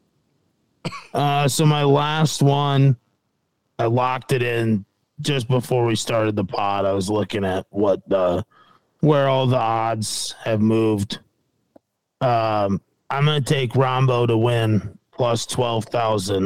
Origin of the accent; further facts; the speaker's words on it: United States; As an American